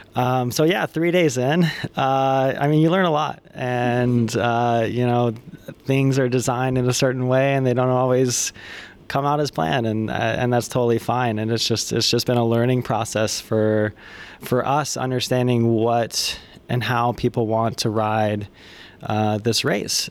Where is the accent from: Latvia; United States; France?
United States; we are both from the States.